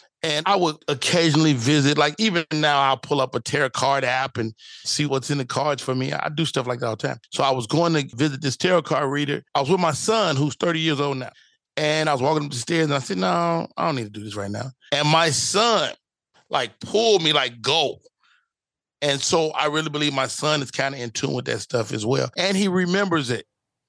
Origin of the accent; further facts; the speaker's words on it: Chicago, Illinois, United States; You know, growing up in Chicago, you really would be like, hey, man, stop playing.